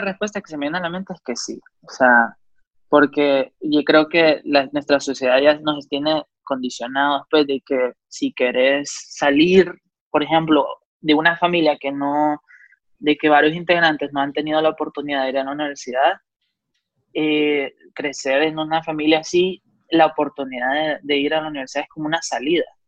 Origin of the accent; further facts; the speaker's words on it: Honduras; moved away as an adult; also born or lived in Georgia, United States; cuando yo me fui la primera vez de Honduras a, Georgia, a SCAD